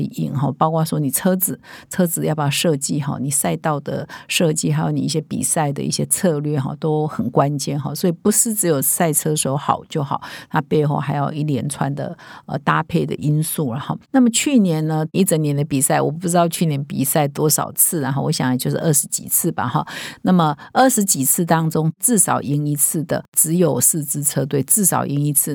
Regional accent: Taiwan; 我们台湾人

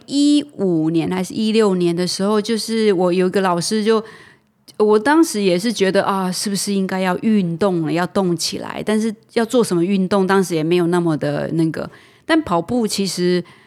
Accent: Taitung County, Taiwan; moved away; 我来自台东嘛，我是嗯。一个乡下孩子

